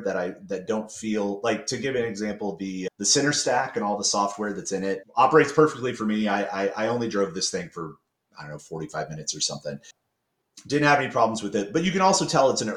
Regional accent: Kansas City, Missouri, United States; moved away; I'm back in Kansas City where my friends and family live because I lived here for a part of my childhood

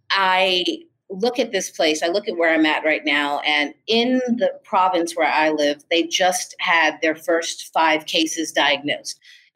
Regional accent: Washington, District of Columbia, United States; also born or lived in New York / New Orleans, Louisiana; So I am originally from the East Coast, Washington, D.C. and New York, but it would be hard for me to say that that's really home.

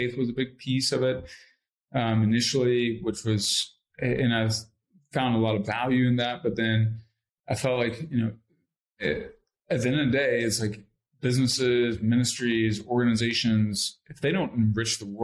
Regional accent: Lexington, Kentucky, United States; I grew up in Lexington, Kentucky

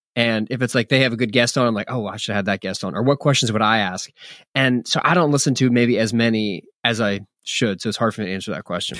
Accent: Philadelphia, Pennsylvania, United States; now in Texas, United States; I'm a pastor in Texas, and, yeah, I was born in Philadelphia. Uh, I right around the corner from where you are, but, um, the majority of my adult lifetime has been in Texas.

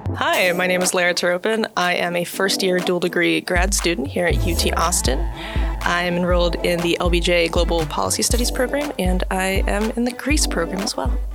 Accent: Moldova; moved away; I'm from Moldova, so I have family back there

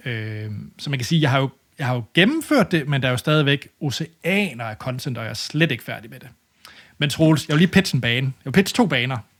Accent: Denmark; som dansker

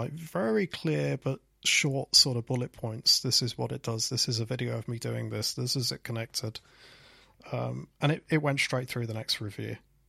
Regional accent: Leicester, East Midlands, United Kingdom; I freelanced for a company called Swipe and Tap that were based in my hometown in Leicester.

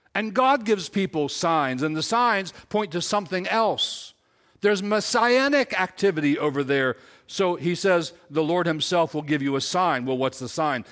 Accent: Silver Run, United States; I was born in Silver Run.

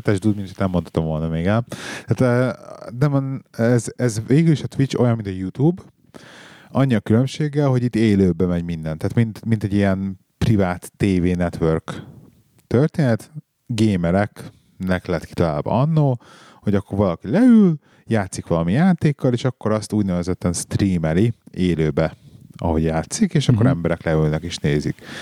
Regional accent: Hungary; moved away; also born or lived in England; ezért költöztünk haza

